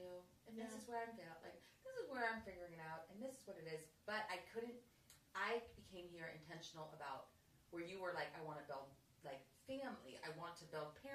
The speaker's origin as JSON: {"language": "English", "region": "California", "country": "United States", "also_born_or_lived": "Washington, D.C.", "moved": "yes", "lives_now": "Nashville, United States", "said": "I'm from California."}